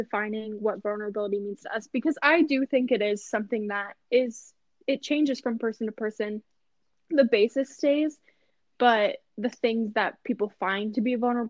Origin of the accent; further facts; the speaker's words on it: Midwest, United States; Midwest. Like, we're not even from Texas, guys.